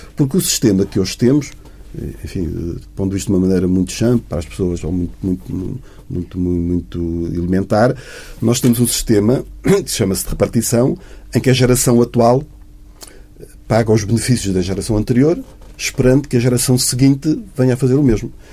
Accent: Portugal; somos todos nós, que somos portugueses

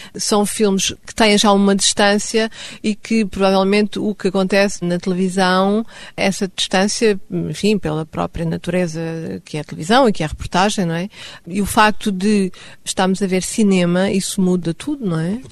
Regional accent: Stockholm, Stockholm County, Sweden; first language Swedish; Portuguese is a second language; now in Lisbon, Portugal; Nasci em Estocolmo

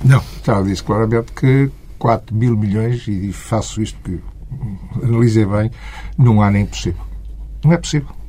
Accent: North, Portugal; Eu sou do Norte

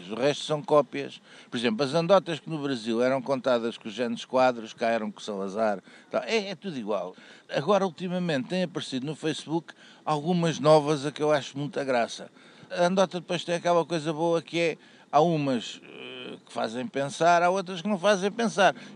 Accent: Lisbon, Portugal; para mim que sou saloia, portanto é a esperteza saloia.

